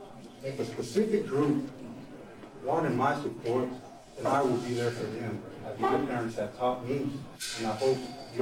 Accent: Bakersfield, California, United States; am American. I am someone from Bakersfield. I steal these values from my parents. I steal these values from Bakersfield. We are a community.

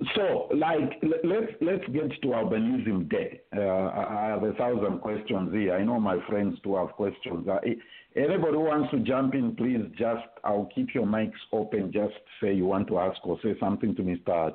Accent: Zambia; growing up in Zambia

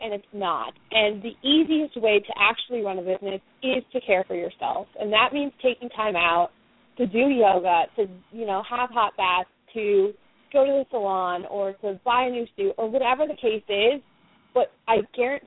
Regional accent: Iowa, United States; I'm from Iowa, which a lot of people confuse with Idaho, but it's the middle of the Midwest

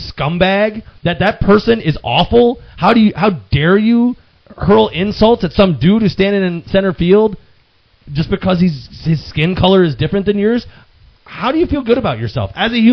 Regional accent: rural New York, United States; I'm from New York. I'm not from the New York you think I'm from.

